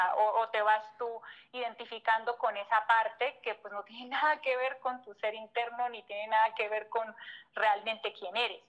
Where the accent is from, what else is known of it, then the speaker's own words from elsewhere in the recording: Colombia; moved away as an adult; now in Mexico; Yo siempre digo que soy colombiana de nacimiento, pero de corazón mexicano